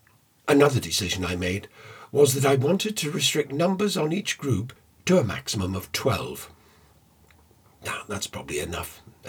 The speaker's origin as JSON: {"language": "English", "town": "Liverpool", "region": "North West England", "country": "United Kingdom", "tie": "born or raised there", "moved": "as an adult", "lives_now": "London, United Kingdom", "said": "I was born in Liverpool at a very good time, because during my teenage years … were just about to make Liverpool a famous place to come from. And it was a great place. I loved my time growing up there."}